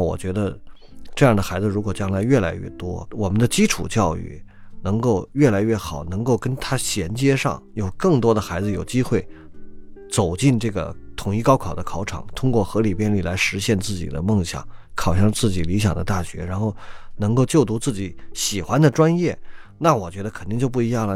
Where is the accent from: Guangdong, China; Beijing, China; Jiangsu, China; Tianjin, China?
Beijing, China; 我小时候在北京长大